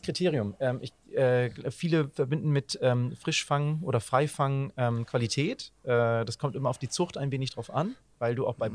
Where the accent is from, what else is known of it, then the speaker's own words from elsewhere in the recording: Hamburg, Germany; das haben wir auch als Hamburger